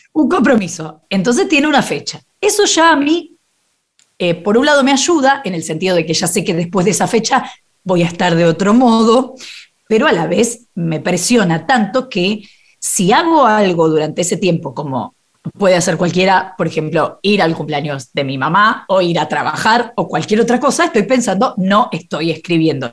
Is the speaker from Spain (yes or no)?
no; Buenos Aires, Argentina; soy muy porteña, nací en, eh, no sé cómo se llamaba en ese momento, pero hoy debe ser alguno de los Palermos